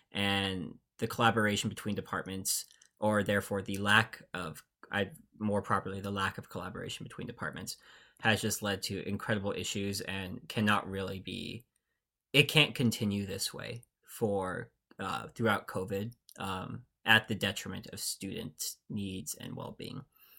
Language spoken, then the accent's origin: English; Seattle, Washington, United States; I'm from the Seattle area.